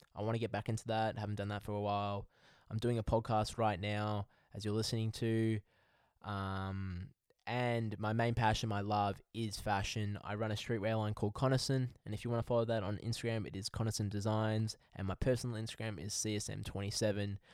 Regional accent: Melbourne, Victoria, Australia; I'm from Melbourne, Australia

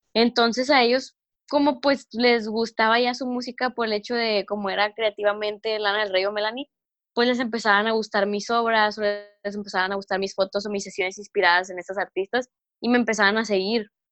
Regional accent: Mexico; primer mexicana y joven de 17 años

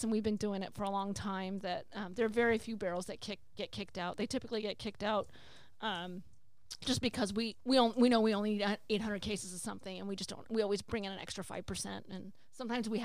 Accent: California, United States; moved away; I'm a Californian

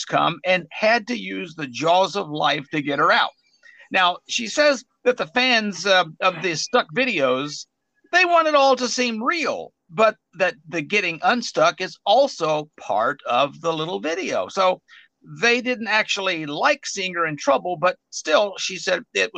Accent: Arkansas, United States; my home state of Arkansas

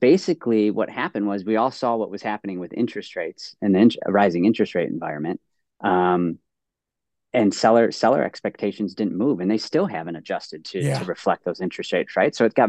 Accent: Cleveland, Ohio, United States; moved away as an adult; also born or lived in Ann Arbor, Michigan; I'm from Ohio.

